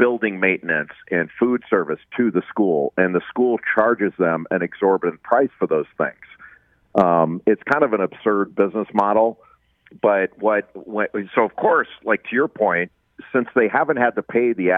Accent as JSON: {"language": "English", "town": "Los Angeles", "region": "California", "country": "United States", "tie": "born or raised there", "said": "I grew up in Los Angeles when it was the Pac-8"}